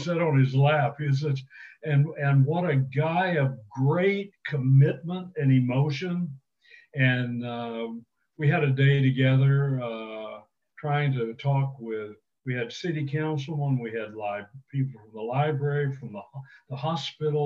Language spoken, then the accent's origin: English; Texas, United States; I grew up in Texas